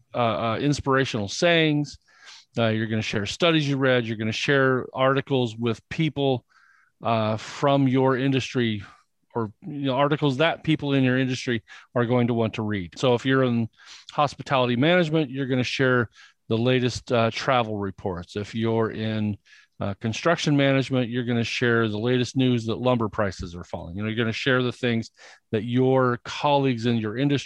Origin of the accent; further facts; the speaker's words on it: Indiana, United States; I grew up in Indiana, and in Indiana, we were taught that talking about yourself is bragging